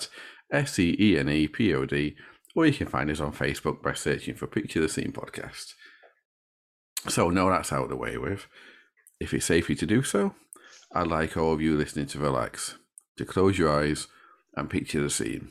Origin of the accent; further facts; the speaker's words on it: Sheffield, Yorkshire and the Humber, United Kingdom; I come from Sheffield